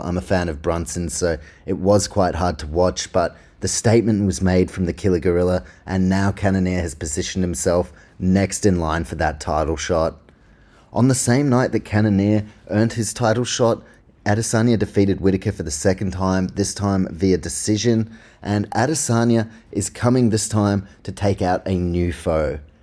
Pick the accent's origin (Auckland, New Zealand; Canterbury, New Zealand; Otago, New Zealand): Auckland, New Zealand; I'm from Auckland, New Zealand